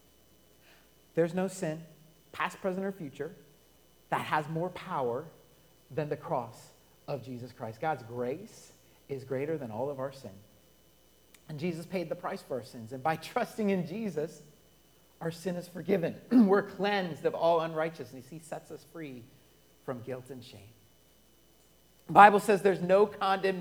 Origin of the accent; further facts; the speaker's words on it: Colorado, United States; I'm born and raised in Colorado.